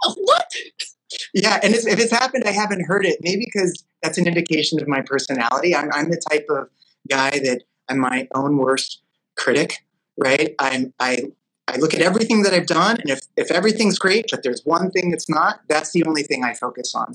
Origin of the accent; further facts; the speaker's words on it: Los Angeles, California, United States; growing up in Los Angeles